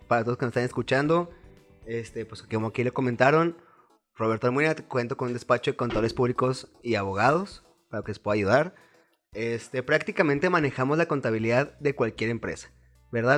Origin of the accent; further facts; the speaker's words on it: Chihuahua, Mexico; Nací aquí en Chihuahua, Chihuahua, tengo 29 años